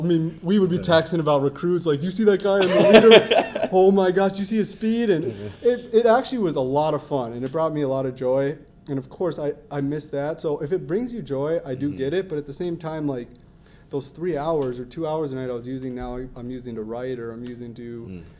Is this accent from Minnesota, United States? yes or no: yes; Minnetonka, Minnesota, United States; Minnetonka, right down the road here. Um, grew up there